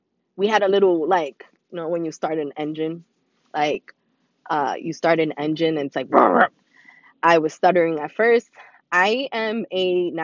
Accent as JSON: {"language": "English", "town": "New York City", "region": "New York", "country": "United States", "tie": "born or raised there", "said": "born and raised in the Bronx"}